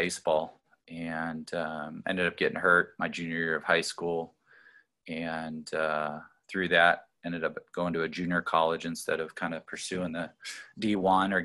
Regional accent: Colorado, United States; I grew up in Colorado, born and raised there

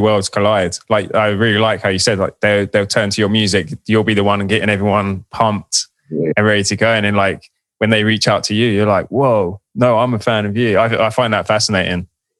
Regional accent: United Kingdom; I'm obviously British

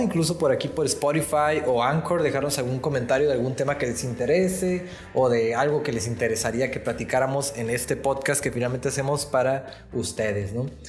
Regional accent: Ensenada, Baja California, Mexico; en mi infancia aquí en Ensenada

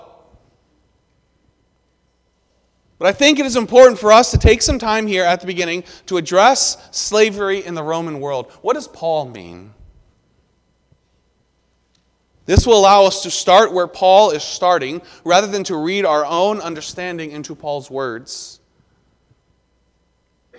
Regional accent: the South, United States; Growing up in the South, I called it neither soda nor pop

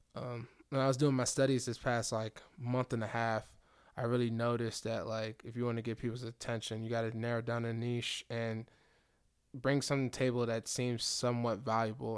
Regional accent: Nigeria; I'm Nigerian

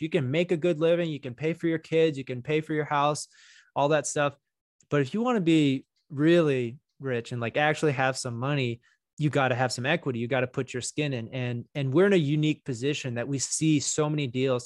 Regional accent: Texas, United States; moved away as an adult; also born or lived in New York / Miami, Florida; I'm originally from Texas. You know, I grew up here.

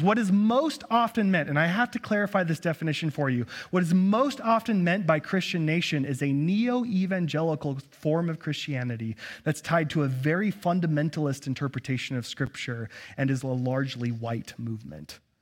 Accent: United States; As an American

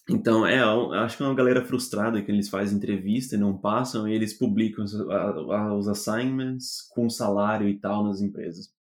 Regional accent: Brazil; moved away as an adult; now in Netherlands; como brasileiro

